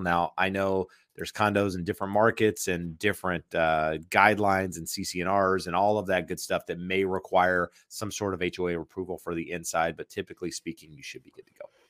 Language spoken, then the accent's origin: English; North Carolina, United States; I'm from North Carolina, so we think we say things weird